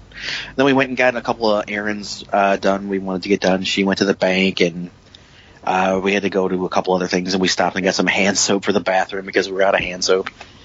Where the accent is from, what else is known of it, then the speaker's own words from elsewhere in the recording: West Virginia, United States; moved away; growing up in West Virginia